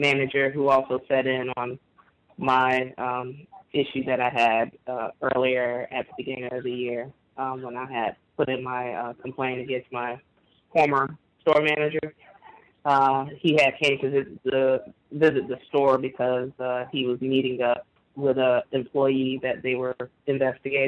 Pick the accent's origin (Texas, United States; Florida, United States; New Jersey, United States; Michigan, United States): Florida, United States; now in New Orleans, United States; I'm from Florida